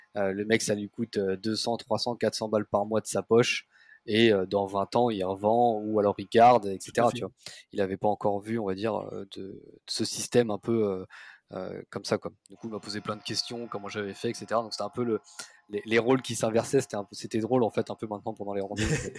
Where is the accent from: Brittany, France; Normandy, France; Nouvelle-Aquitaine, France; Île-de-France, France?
Île-de-France, France; Paris; je suis parisien